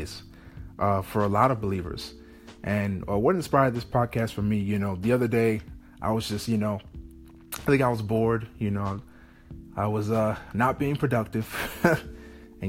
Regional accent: Chicago, Illinois, United States; moved away as an adult; now in London, United Kingdom; I'm from Chicago, Illinois

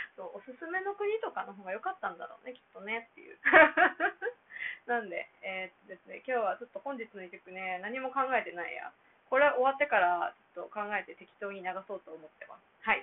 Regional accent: Japan; first language Japanese; now in Myanmar; 自分が一番喋れる言語母語である日本語なので

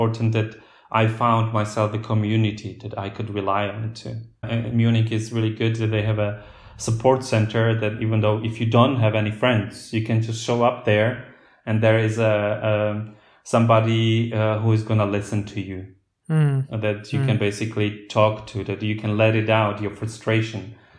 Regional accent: Slovakia; first language Slovak; English is a second language; moved away as an adult; also born or lived in United Kingdom / Germany; I was talking to my peers in Slovakia, I had to use the word in Slovak

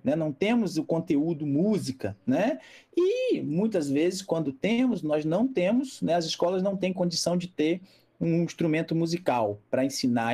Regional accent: Rio de Janeiro, Brazil; moved away; also born or lived in Mar de Espanha, Minas Gerais; eu sou carioca

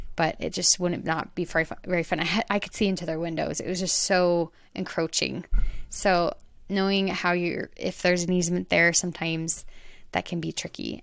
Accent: Arizona, United States; now in Utah, United States; I'm from Arizona, so I'm used to that, the dry, open, more dirt

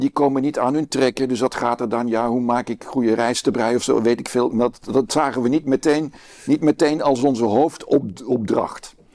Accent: Brussels, Brussels-Capital Region, Belgium; Want ik kom dan uit Brussel

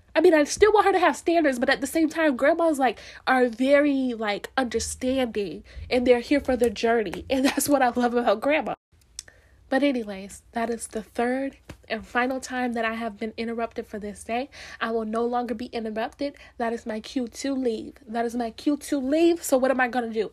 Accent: Florida, United States; I'm from Florida, we're not that southern, but at the same time, we southern enough

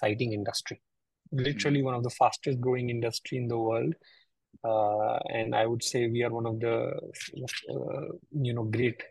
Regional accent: North India, India; I come from the North India part of, and my grandfather

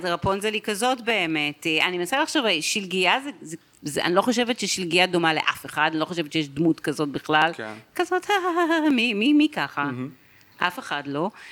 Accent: Tel Aviv, Tel Aviv District, Israel; גדלתי ברמת אביב, אני צפונית

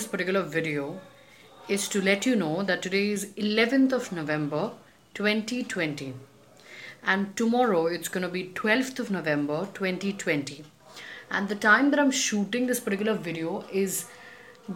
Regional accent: Kolkata, West Bengal, India; I was both born and brought up in Kolkata

